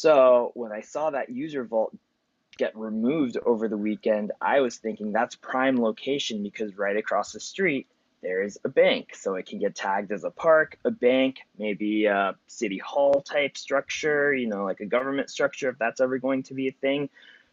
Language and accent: English; Philadelphia, Pennsylvania, United States; so I'm from Philly, right?